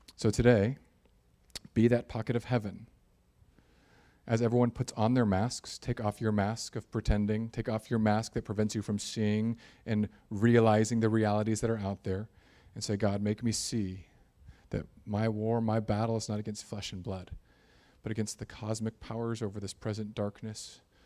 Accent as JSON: {"language": "English", "country": "United States", "said": "I'm an American suburban Christian"}